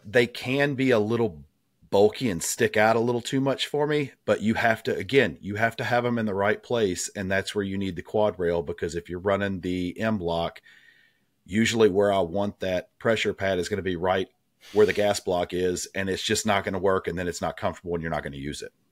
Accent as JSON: {"language": "English", "region": "Tennessee", "country": "United States", "tie": "born or raised there", "said": "growing up in Tennessee, I grew up hunting"}